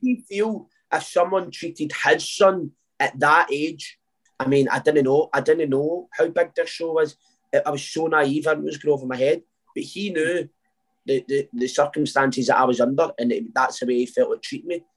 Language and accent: English; Uddingston, Scotland, United Kingdom; now in Wishaw, United Kingdom; I grew up in Uddingston.